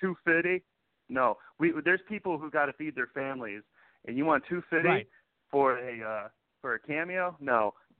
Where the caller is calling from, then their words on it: Houston, Texas, United States; Howdy, folks. … from Houston. How are you?